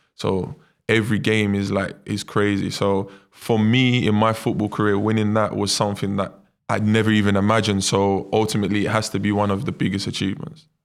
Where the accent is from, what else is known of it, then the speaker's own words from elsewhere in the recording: London, United Kingdom; moved away as an adult; also born or lived in Brazil; my mum and dad was the first out of all their friends in East London to have their own apartment